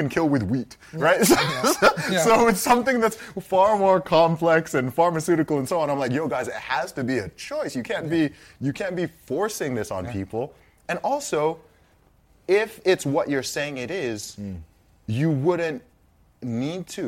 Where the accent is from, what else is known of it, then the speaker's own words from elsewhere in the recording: Saudi Arabia; moved away; I grew up in Saudi Arabia. I grew up in the Middle East